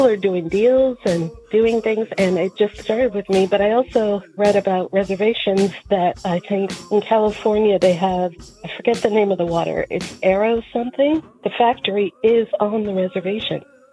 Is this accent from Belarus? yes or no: no; Caledonia, Ontario, Canada; moved away; also born or lived in Six Nations of the Grand River / New York; They moved right next door to a small town called Caledonia